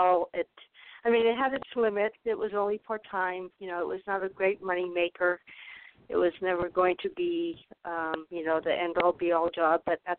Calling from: Arizona, United States; I'm calling from Arizona.

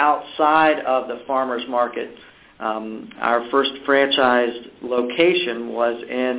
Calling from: Lancaster, Pennsylvania, United States; Lancaster, Pennsylvania. That's where Auntie Anne's is headquartered.

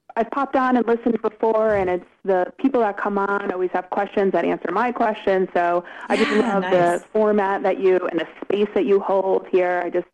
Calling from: Connecticut, United States; Yeah, no, I'm in Connecticut right now.

